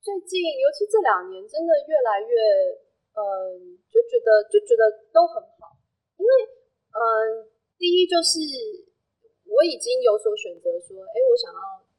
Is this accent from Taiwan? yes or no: yes; Taiwan; 可是身为台湾人，就是做台湾公民，